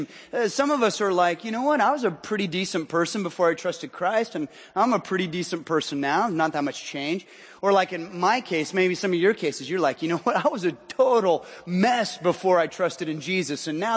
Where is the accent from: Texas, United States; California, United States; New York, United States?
California, United States; Southern; now in Washington, United States; I hail from Southern California